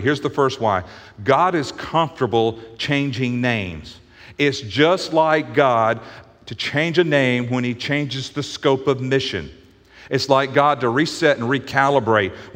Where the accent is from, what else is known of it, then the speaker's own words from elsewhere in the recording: the Bible Belt in the South, United States; we grew up in the Bible Belt in the South